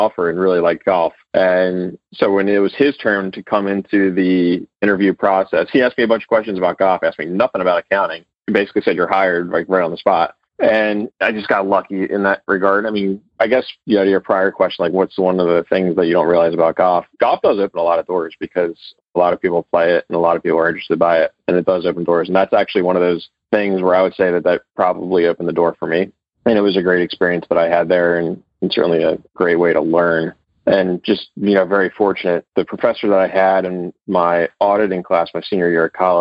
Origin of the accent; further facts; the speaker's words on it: New Jersey, United States; moved away as an adult; I'm actually originally from New Jersey